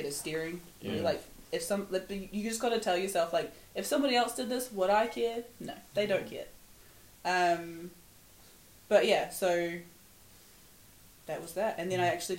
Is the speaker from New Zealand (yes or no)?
yes; Hawke's Bay, New Zealand; also born or lived in Scotland; now in Aberdeen, United Kingdom; I'm from Hawke's Bay in New Zealand, where it's 35 every summer